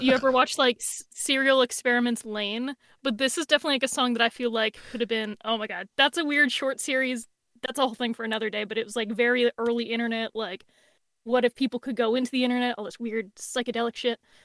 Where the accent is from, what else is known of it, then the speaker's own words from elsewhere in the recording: Bristol, Pennsylvania, United States; was born in Bristol, Pennsylvania